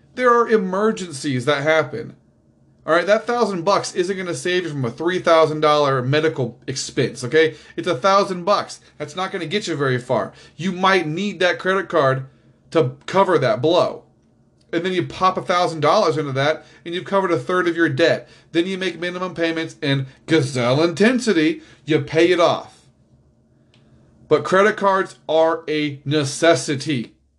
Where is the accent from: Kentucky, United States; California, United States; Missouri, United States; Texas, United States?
Missouri, United States; Kansas City; now in Overland Park, United States; I grew up in Missouri. I only live in Kansas because it's right there